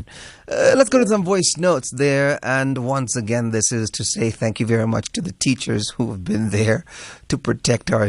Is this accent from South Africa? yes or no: yes; Eastern Cape, South Africa; I'm from the Eastern Cape.